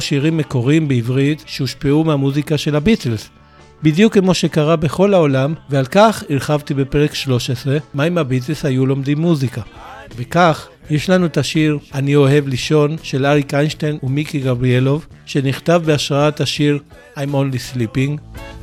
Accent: Israel

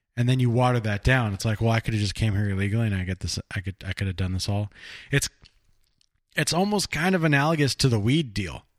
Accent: Burbank, California, United States; where I grew up down in Burbank

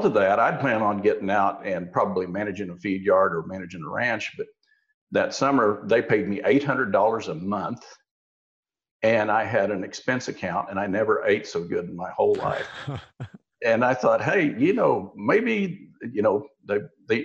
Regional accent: Osage County, Oklahoma, United States; I grew up in Osage County in Oklahoma

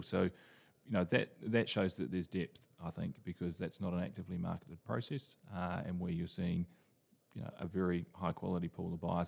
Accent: New Zealand; now in London, United Kingdom; I'm originally from New Zealand

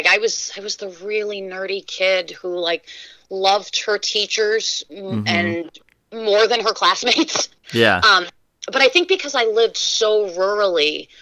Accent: Shavehead Lake, Michigan, United States; now in Indiana, United States; When I was three, we moved up to Shavehead Lake in Michigan, really out in the middle of nowhere

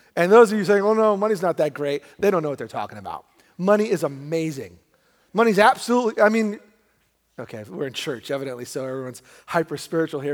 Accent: New York, United States; also born or lived in Brooklyn; my wife and I, we grew up in New York, and we were both middle class

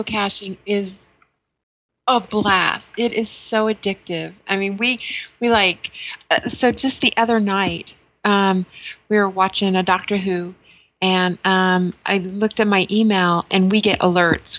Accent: New Mexico, United States; moved away; I grew up in New Mexico, and I grew up right off the Navajo reservation

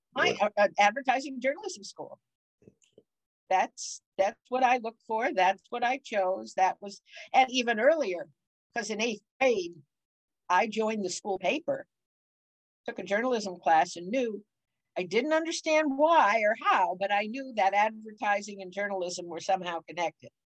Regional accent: Cleveland, Ohio, United States; moved away as an adult; also born or lived in Wilkes-Barre, Pennsylvania / Detroit, Michigan / St. Louis, Missouri / University Heights, Ohio; now in California, United States; I was born in Cleveland

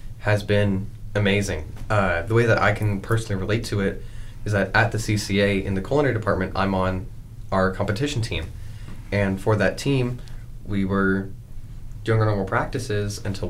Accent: Rockwall, Texas, United States; also born or lived in Austin, Texas; Whenever I was 8, I actually moved to Rockwell, and I used to live in Austin. And it is the weirdest place you'll be to, but it's truly, I guess, I call Rockwell my hometown, but Austin's probably my second hometown.

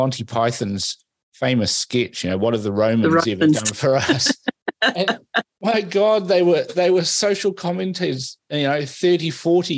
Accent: Fiji; now in New Zealand; I was born in Fiji. I'm a Fijian

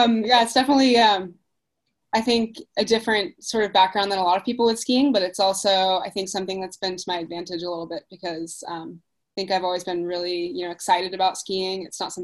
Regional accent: Alaska, United States; also born or lived in Perth, Australia / Texas / Dubai; I was born in Perth, Australia. And I actually grew up, I moved to Texas when I was really little. And then I was in Dubai for about 6 years. And then I moved to Alaska when I was about 12.

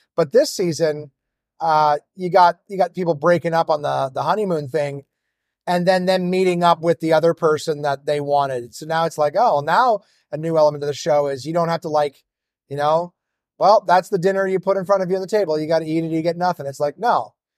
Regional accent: Ottawa, Ontario, Canada; my hometown of Ottawa

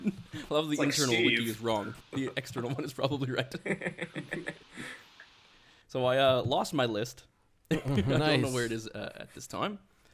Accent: Canada; When you grow up in Canada and you're told, like, you're Scottish, you're of Scottish heritage

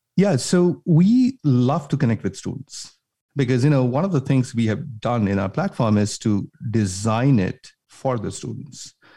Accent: India; moved away as an adult; now in United States; I grew up in India, came all the way from, you know, grew up in India, did my schooling there, came to the U S

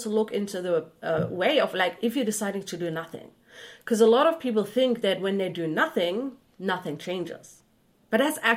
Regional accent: Germany; English is a second language; moved away; i'm originally from germany

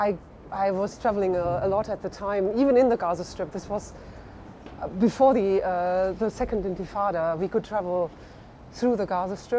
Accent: Friesland, Lower Saxony, Germany; English is a second language; moved away as an adult; also born or lived in Berlin; now in London, United Kingdom; I'm from Friesland, near the North Sea

